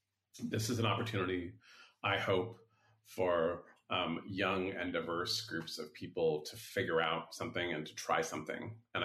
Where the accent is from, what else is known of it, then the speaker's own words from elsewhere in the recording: San Francisco, California, United States; growing up here when I was a kid, I grew up near West Portal. And then when I was in my early 20s, I lived in the Mission and near Buena Vista Park.